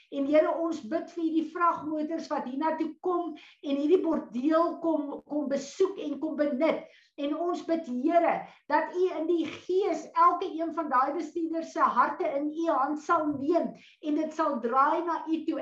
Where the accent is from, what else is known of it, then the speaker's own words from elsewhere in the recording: South Africa; ons as Suid-Afrikaners nou hier